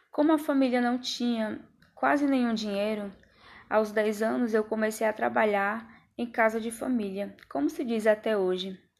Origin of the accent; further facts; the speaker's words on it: Santo Amaro, Bahia, Brazil; also born or lived in Salvador; Eu nasci em Salvador, no ano de 1957, no bairro de Cosme de Farias. Quando eu fiz cinco anos, meu pai morreu e minha mãe voltou para a zona rural de Santo Amaro da Purificação.